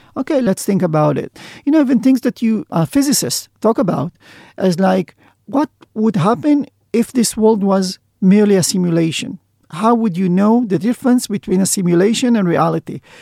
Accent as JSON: {"language": "English", "town": "Sderot", "region": "Southern District", "country": "Israel", "tie": "born or raised there", "said": "I was born in Zdobot, which is a small town in the south of Israel"}